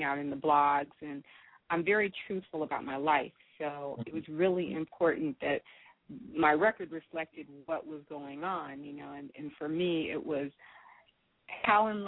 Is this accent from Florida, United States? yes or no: no; Los Angeles, California, United States; I grew up in Los Angeles, born and raised